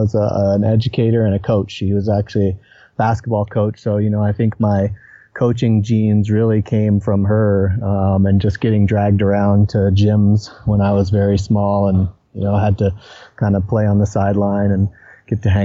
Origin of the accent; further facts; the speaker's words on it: Vermont, United States; moved away as an adult; now in Colorado Springs, United States; I grew up in Vermont, which is, you know, pretty far back east